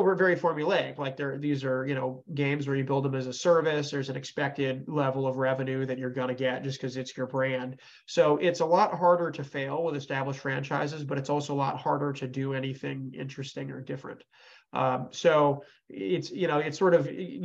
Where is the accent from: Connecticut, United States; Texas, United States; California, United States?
Connecticut, United States; now in Houston, United States; I'm from Connecticut originally